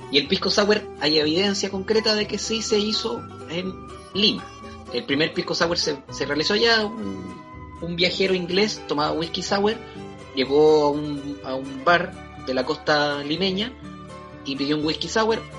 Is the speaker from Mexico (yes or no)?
no; Chile; soy muy chileno.